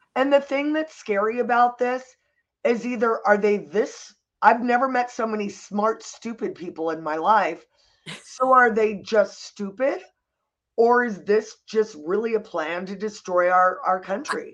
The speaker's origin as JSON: {"language": "English", "town": "Santa Monica", "region": "California", "country": "United States", "tie": "born or raised there", "said": "I was born in Santa Monica"}